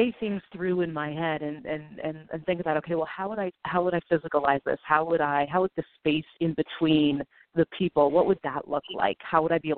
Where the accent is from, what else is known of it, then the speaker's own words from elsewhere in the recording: Northern California, United States; now in Brooklyn, United States; I was raised in Northern California